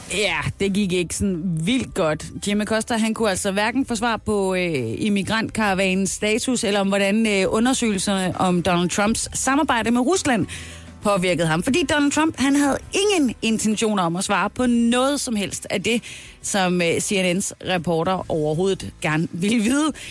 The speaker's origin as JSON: {"language": "Danish", "area": "Southern Jutland", "region": "Southern Denmark", "country": "Denmark", "said": "hvor jeg er fra Sønderjylland"}